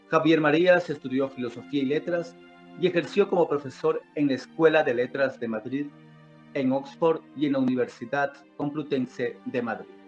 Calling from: Loja, Ecuador; le saludo cordialmente desde Loja, Ecuador.

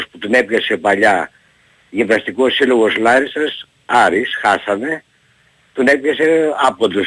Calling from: Larissa, Thessaly, Greece; είμαι από Λάρι, οπότε φορά μιλάμε κύριε Πετρίδη.

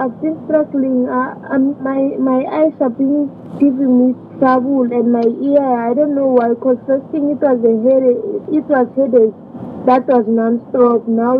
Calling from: Bulawayo, Zimbabwe; I'm calling from Trefontaine at Pumula.

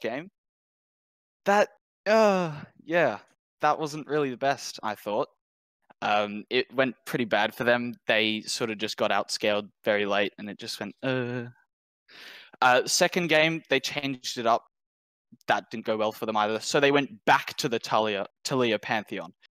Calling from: Sydney, New South Wales, Australia; I'm calling from Sydney, Australia.

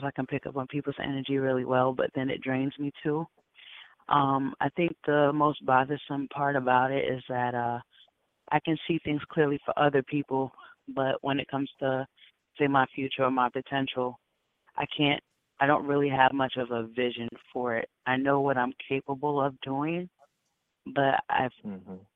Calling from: Bronx, New York, United States; I'm calling from the Bronx.

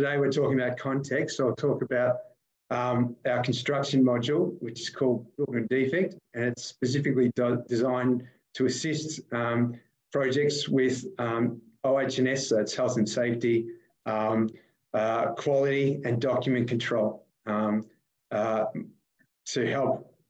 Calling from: Melbourne, Victoria, Australia; I'm joining you from Melbourne

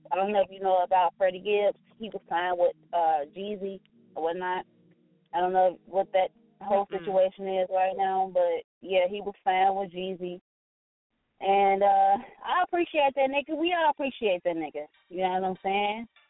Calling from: Gary, Indiana, United States; Yeah, I'm calling from Gary, Indiana. G.I. Stand up.

